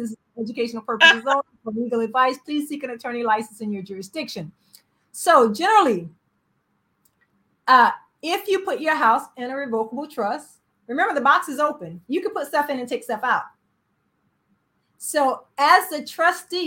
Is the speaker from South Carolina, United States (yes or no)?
yes; South Carolina, United States; I'm from South Carolina.